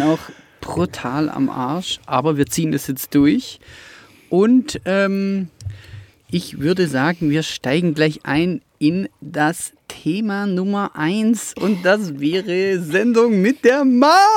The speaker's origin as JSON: {"language": "German", "town": "Rottweil", "region": "Baden-Württemberg", "country": "Germany", "tie": "born or raised there", "said": "ich verstehe jeden Rottweiler, der vom, von, von den Zehenspitzen äh, bis zum Kopf ähm, da, da, drin aufgeht. Also ich habe das mit der Muttermilch aufgesogen"}